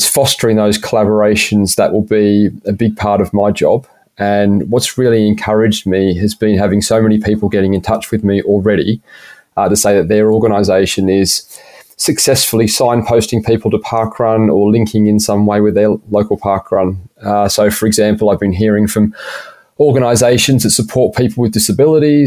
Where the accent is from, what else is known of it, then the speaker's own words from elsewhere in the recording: Shellharbour, New South Wales, Australia; accent: slight British lilt; moved away as an adult; also born or lived in Canberra / United States / United Kingdom; I was born and bred in Shell Harbour, which is down near Wollongong. Lived here pretty much till I was 18.